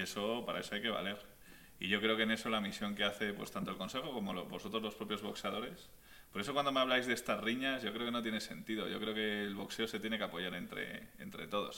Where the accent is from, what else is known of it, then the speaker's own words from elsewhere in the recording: Spain; now in Mexico; yo como español